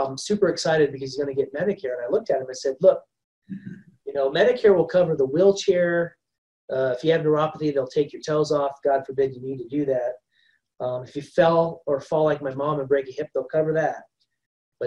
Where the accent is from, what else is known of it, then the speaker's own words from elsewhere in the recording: Ohio, United States; I grew up in Ohio and it was like tick central.